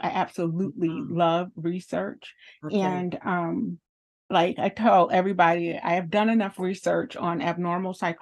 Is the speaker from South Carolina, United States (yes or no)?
yes; South Carolina, United States; I am a South Carolinian, born and raised and still thriving.